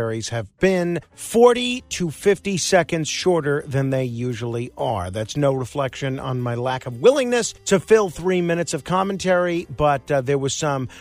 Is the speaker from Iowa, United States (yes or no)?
no; New York City, New York, United States; my hometown of Staten Island